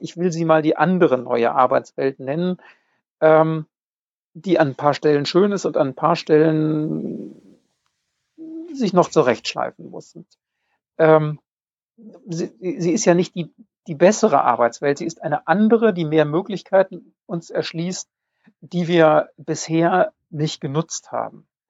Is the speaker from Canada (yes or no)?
no; Bonn, North Rhine-Westphalia, Germany; Ich, ich komme aus Bonn